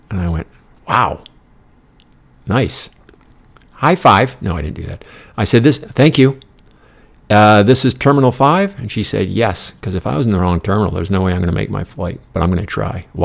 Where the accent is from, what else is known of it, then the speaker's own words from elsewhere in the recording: Denmark; now in United States; this is all a moot point because my country of origin was Denmark.